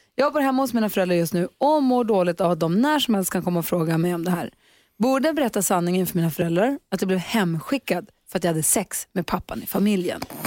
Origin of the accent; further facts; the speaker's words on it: Luleå, Norrbotten County, Sweden; min hemstad Luleå